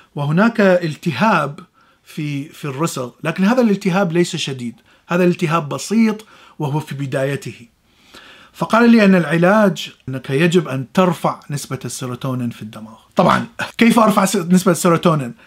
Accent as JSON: {"language": "Arabic", "country": "Iraq", "moved": "as an adult", "said": "أنا من العراق وعشت حر حربين وطلعت من العراق"}